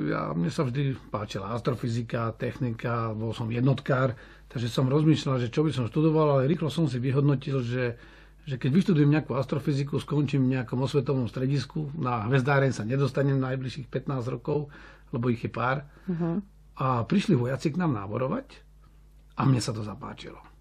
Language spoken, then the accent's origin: Slovak; Radimov, Trnava Region, Slovakia; Áno, som záhorák z takého malého majera, budkovaný pri Holíči. Je to obec Radimov, Unín.